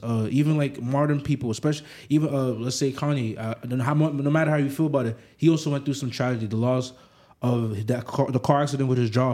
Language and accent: English; New York City, New York, United States; also born or lived in Africa; I grew up like I grew up in the Bronx